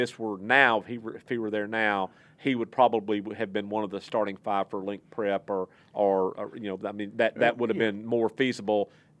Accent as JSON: {"language": "English", "region": "Texas", "country": "United States", "said": "But people who know me or whatever, I'm from Texas."}